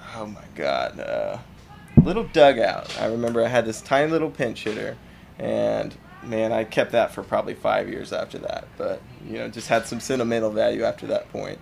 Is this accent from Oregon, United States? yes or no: no; Claremore, Oklahoma, United States; I grew up in Claremore, Oklahoma.